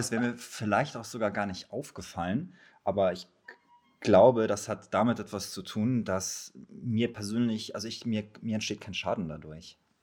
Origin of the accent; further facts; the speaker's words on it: Poland; moved away; ich bin in Polen geboren